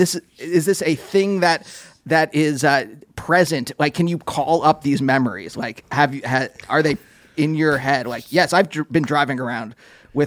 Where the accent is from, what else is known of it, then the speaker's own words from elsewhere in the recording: Pennsylvania, United States; And I grew up in Pennsylvania.